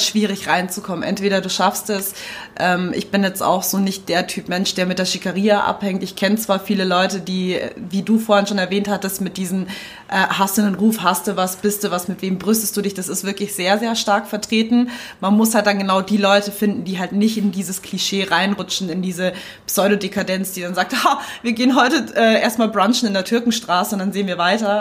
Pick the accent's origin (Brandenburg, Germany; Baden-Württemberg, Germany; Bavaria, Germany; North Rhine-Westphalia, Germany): Bavaria, Germany; Munich; ich bin in München groß geworden